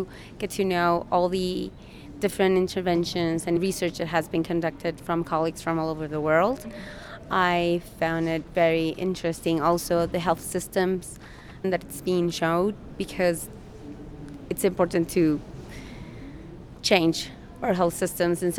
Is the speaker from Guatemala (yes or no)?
yes; Guatemala; I am from Guatemala